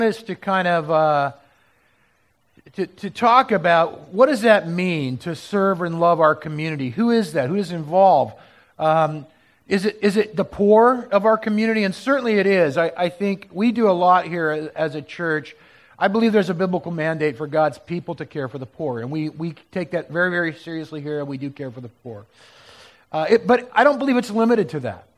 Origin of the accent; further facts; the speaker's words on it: Southern California, United States; moved away as an adult; now in Portland, United States; growing up in Southern California